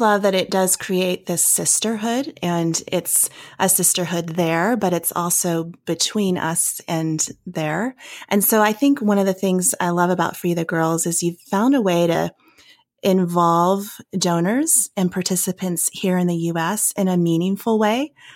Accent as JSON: {"language": "English", "country": "United States", "tie": "born or raised there", "also_born_or_lived": "Virginia / Tennessee", "moved": "yes", "lives_now": "Denver, United States", "said": "I, I grew up in Virginia and Tennessee"}